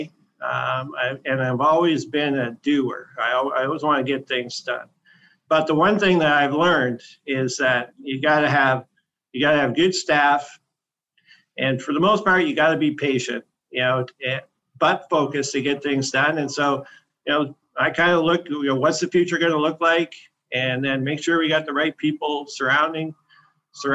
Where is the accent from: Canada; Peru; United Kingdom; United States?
Canada; Esquimalt, British Columbia; moved away as an adult; also born or lived in Alberta; now in Nanaimo, Canada; I grew up in Esquimalt